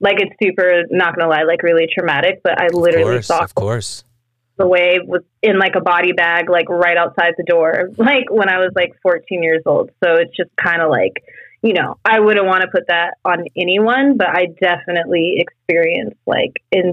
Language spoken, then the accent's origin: English; Fresno, California, United States; also born or lived in South Lake Tahoe, California; I was born in South Lake Tahoe. I don't know my birth parents like whatsoever, but ever since I was adopted, that was pretty much the family that I knew. And that was basically just like a mom and a dad. And I had two brothers, older brothers. And then we were living pretty much middle class, like living in Fresno, California